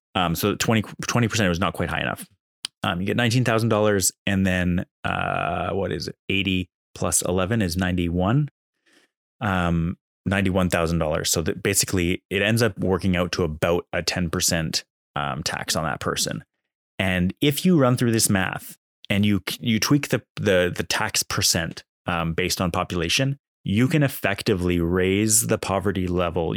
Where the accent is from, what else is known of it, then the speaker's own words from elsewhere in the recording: Canada; as a Canadian